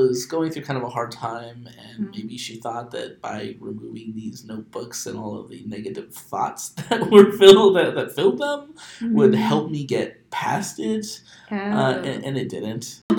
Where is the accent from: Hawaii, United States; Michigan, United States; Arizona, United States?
Arizona, United States; Phoenix; first language Spanish; English is a second language; moved away as an adult; also born or lived in California; I am 28, and I grew up in Phoenix, but I left for a while, and mm-hmm. I've actually only been back since the summer, since June.